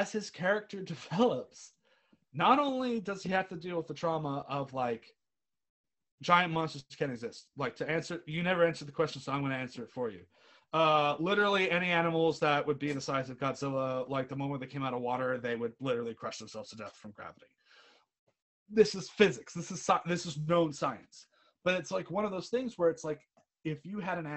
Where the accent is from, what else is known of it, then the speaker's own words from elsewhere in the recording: United States; accent: American; I sit here as an American patriot, despite my outrageous American accent, because I'm also British at the same time